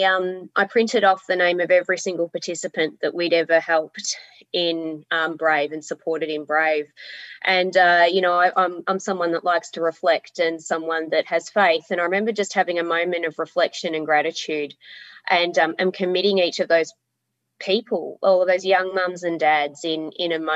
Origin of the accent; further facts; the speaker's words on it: Melbourne, Victoria, Australia; moved away as an adult; now in Hobart, Australia; I'm from Melbourne originally, but I have lived here for 17 years